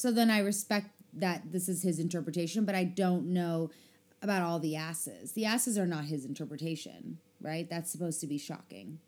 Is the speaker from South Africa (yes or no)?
yes; South Africa; moved away; also born or lived in Chicago; I was a child in South Africa.